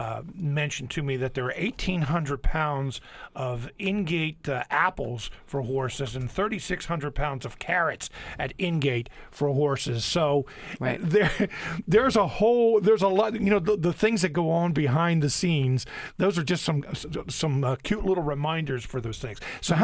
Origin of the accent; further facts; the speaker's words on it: Chester County, Pennsylvania, United States; I'm originally from Chester County. Mm-hmm. Unionville in southern Chester County is horse country.